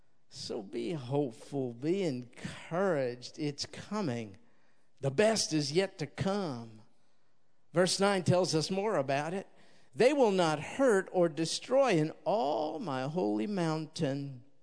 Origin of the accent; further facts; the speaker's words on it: New York, United States; I'm going to take him hunting rats in the apartment building I grew up in New York.